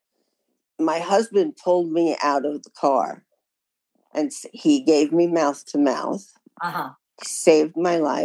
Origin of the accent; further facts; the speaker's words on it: New York, United States; moved away as an adult; also born or lived in Italy; I grew up in New York.